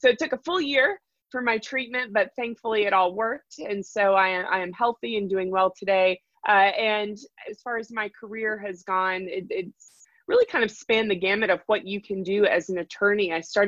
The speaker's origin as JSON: {"language": "English", "town": "Raleigh", "region": "North Carolina", "country": "United States", "tie": "born or raised there", "said": "And in fact, I'm a sixth generation North Carolinian. So I have lived my entire life here, born and raised in Raleigh, North Carolina."}